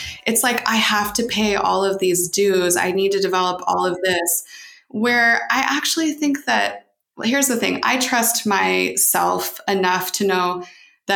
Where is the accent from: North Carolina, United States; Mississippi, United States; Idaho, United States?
Idaho, United States; Boise; moved away as an adult; also born or lived in Dominican Republic; now in Portugal; I grew up in Boise, Idaho